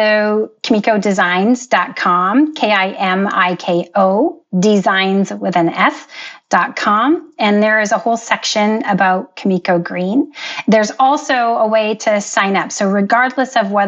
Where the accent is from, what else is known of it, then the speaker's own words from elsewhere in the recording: Canada; I was born and raised in Canada.